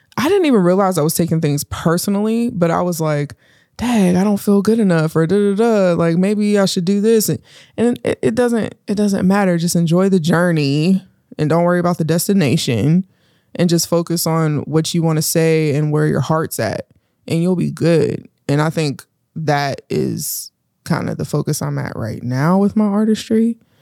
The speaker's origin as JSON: {"language": "English", "town": "Pittsburgh", "region": "Pennsylvania", "country": "United States", "tie": "born or raised there", "also_born_or_lived": "Homewood, Pennsylvania, United States", "said": "growing up in Pittsburgh"}